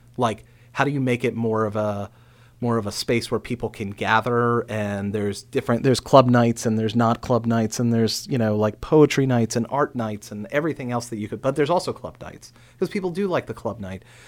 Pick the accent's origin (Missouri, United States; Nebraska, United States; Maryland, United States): Maryland, United States; Frederick County; growing up in Frederick County